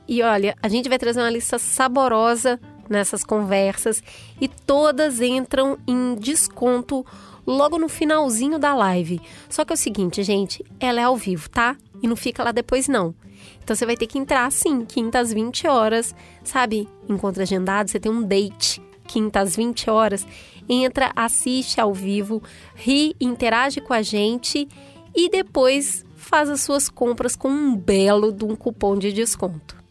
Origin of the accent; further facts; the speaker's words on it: Brazil; Eu sou brasileira